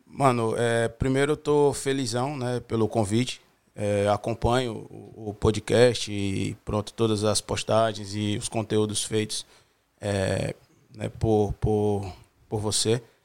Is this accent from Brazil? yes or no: yes; Fortaleza, Ceará, Brazil; moved away as an adult; now in Portugal; sou brasileiro, sou de Fortaleza, estado do Ceará, nordeste do Brasil